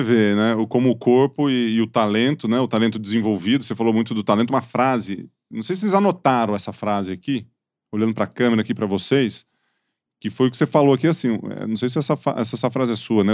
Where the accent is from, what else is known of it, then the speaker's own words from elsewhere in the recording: Ituverava, São Paulo, Brazil; Eu sou de Tuverava ali